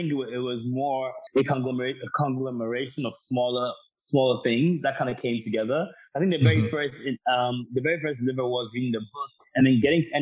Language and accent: English; Ghana; moved away as an adult; also born or lived in United States; I'm born and raised in Ghana, just for context to your listeners. So born and raised in Ghana, about 18 years old, I decided I wanted to move to the States